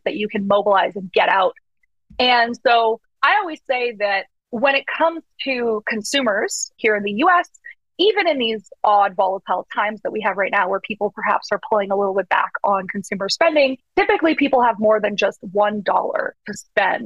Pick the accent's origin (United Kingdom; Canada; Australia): Canada; moved away as an adult; now in United States; I'm from Canada originally